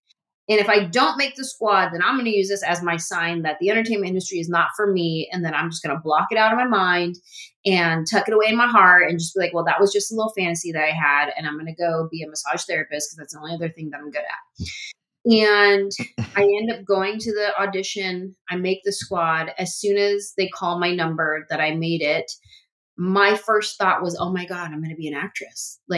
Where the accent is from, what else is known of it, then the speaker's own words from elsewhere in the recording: San Jose, California, United States; Cause I was from San Jose